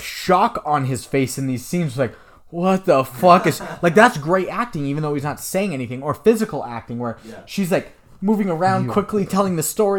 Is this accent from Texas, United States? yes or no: yes; Texas, United States; I was like, I'm not from here. I'm from Texas or something. I haven't driven in much snow.